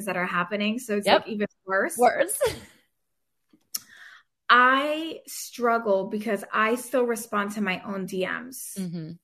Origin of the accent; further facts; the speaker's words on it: New York, United States; I'm from New York.